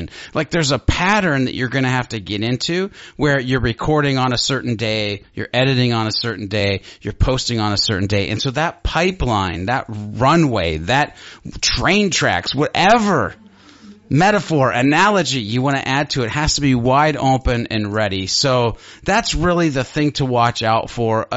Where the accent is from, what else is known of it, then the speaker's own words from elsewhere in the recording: Ohio, United States; I'm from Ohio.